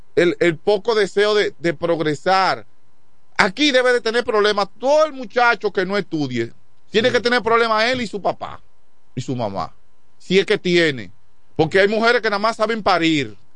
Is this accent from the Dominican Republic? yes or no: yes; Quisqueya, San Pedro de Macorís, Dominican Republic; also born or lived in Chavón; siempre viví en Quiqueya después que salí de Chabón para acá. De Chabón yo salí para Quiqueya